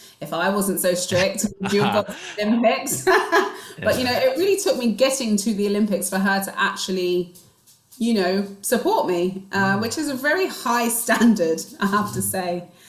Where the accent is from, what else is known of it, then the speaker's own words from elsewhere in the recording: Nigeria; I'm Igbo Nigerian and we are very much academics, but we're also very creative.